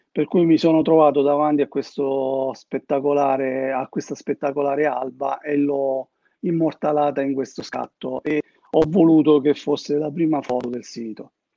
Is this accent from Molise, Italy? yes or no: yes; Termoli, Molise, Italy; moved away as an adult; now in Modena, Italy; io vivo a Modena, ma sono molisano. E lui vive a Termoli, che è il mio paese, in Molise